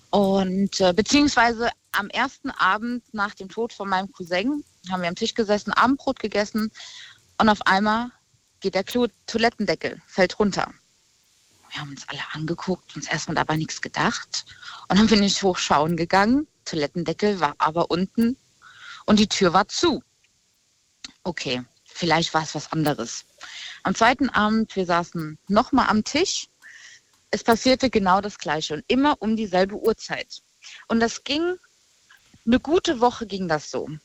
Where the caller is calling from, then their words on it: Rhineland-Palatinate, Germany; Aus der Nähe von Koblenz.